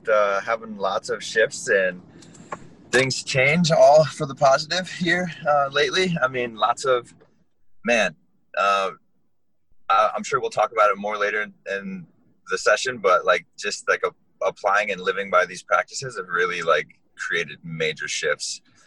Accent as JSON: {"language": "English", "region": "Hawaii", "country": "United States", "tie": "born there", "also_born_or_lived": "Florida", "lives_now": "Iowa, United States", "said": "I was born in Hawaii and lived there for a little while."}